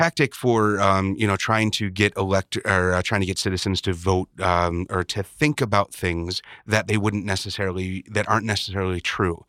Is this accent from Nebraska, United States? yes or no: no; Chicago, Illinois, United States; growing up in Chicago